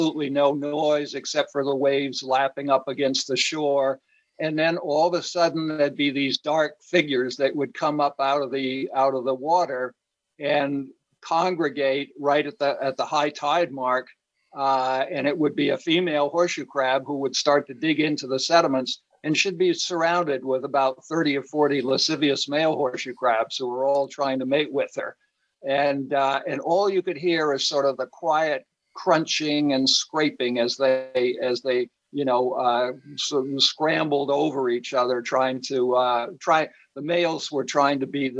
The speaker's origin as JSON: {"language": "English", "area": "Cape Cod", "region": "Massachusetts", "country": "United States", "tie": "born or raised there", "said": "growing up on Cape Cod as a kid"}